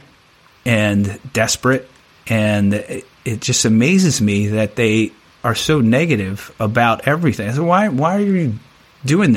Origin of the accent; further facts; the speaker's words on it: Annapolis, Maryland, United States; I'm from Annapolis, Maryland, right? So I'm from the DC, Baltimore area.